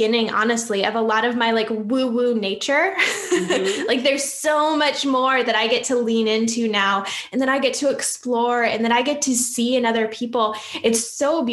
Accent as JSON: {"language": "English", "region": "Upper Peninsula of Michigan", "country": "United States", "tie": "born or raised there", "said": "I'm actually from the Upper Peninsula of Michigan. So not the mitten part, but the part above that. And I'm from the middle of nowhere, grew up in the woods"}